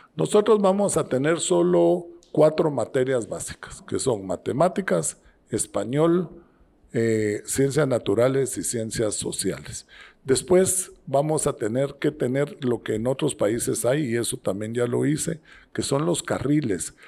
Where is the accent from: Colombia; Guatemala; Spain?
Guatemala; moved away as an adult; also born or lived in Monterrey, Mexico / Israel; un guatemalteco, nací aquí en Guatemala, aquí crecí, hice mis estudios de primaria, secundaria